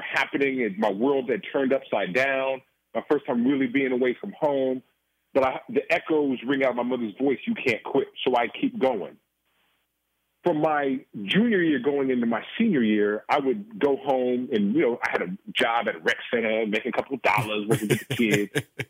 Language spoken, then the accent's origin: English; Oakland, California, United States; being born and raised in Oakland, California, you know, that was a time when, the drugs hit, crack had hit.